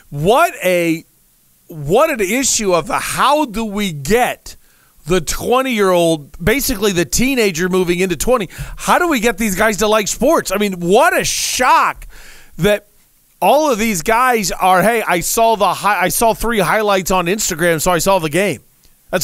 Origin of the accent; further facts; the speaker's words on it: United States; now in Arizona, United States; I'm from not too far from Louisville